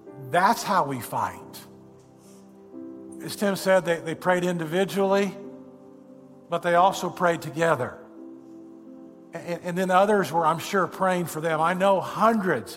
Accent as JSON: {"language": "English", "region": "Indiana", "country": "United States", "said": "I'm a boy from Indiana."}